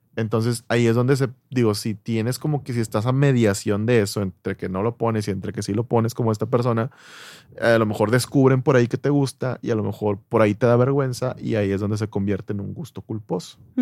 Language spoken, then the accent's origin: Spanish; Mexico; en México somos el país de Latinoamérica